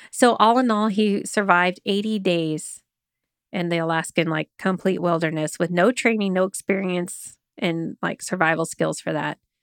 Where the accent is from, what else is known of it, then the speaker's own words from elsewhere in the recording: Oklahoma, United States; I grew up in Oklahoma